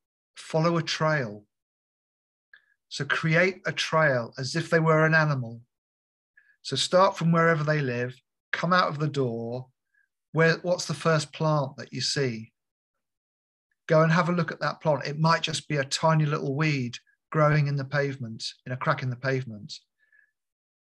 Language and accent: English; United Kingdom; moved away; I grew up near London